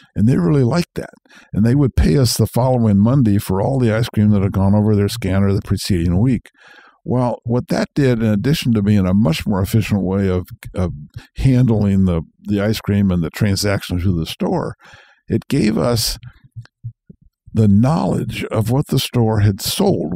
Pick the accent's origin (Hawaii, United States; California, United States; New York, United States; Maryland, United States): California, United States; Marin County; I was born in California, grew up here, grew up Marin County before it was Marin County